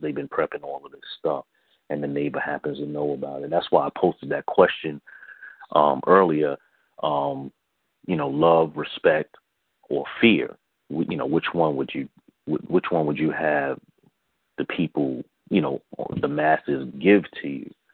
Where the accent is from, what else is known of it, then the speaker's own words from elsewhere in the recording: New York City, New York, United States; I grew up in the South Bronx.